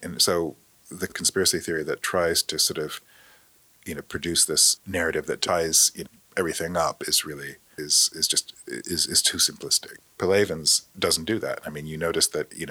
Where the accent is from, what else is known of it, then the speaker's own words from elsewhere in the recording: Austin, Texas, United States; moved away; also born or lived in Spokane; I said I was from Austin